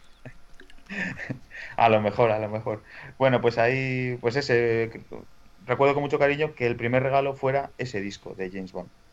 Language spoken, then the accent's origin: Spanish; La Rioja, Spain; moved away; cuando yo todavía vivía en mi pueblo de La Rioja